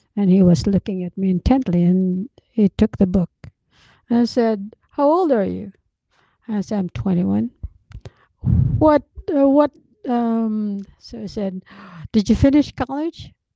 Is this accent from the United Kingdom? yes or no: no; Philippines; I'm just a Filipino